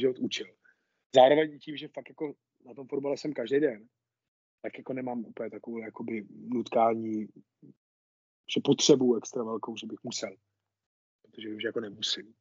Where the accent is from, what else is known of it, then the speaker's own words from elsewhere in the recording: Nová Ves u Nového Města na Moravě, Vysočina Region, Czechia; já začal v týmě Nová Ves u Nového města na Moravě to je, to je vesnice, odkud pocházím